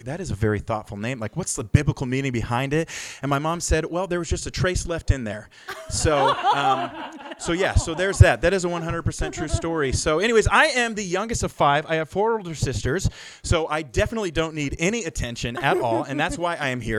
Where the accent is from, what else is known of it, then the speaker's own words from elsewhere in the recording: Billings, Montana, United States; moved away as an adult; also born or lived in La Mirada, California; growing up in Billings, Montana